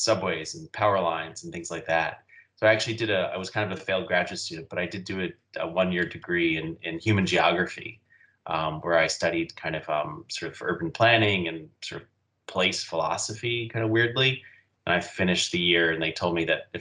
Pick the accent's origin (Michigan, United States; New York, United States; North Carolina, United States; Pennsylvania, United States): New York, United States; New York City; also born or lived in Massachusetts; I grew up in New York City, left for about 10 years, but I've been back here now for about 15 years